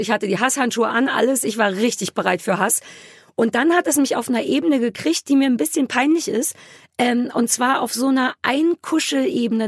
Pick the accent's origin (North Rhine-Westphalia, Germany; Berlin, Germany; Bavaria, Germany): Berlin, Germany; für mich als Berliner